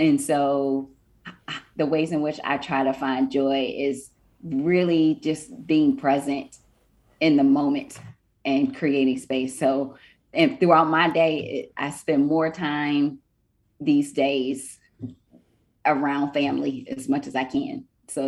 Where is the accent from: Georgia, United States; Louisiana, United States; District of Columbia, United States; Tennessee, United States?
District of Columbia, United States; Washington; now in Texas, United States; I'm from the Washington, D.C. area. And so, you know, that is that home that has my heart. Eight or nine generations of my family born and raised there. And I'm the lone one out here in Texas.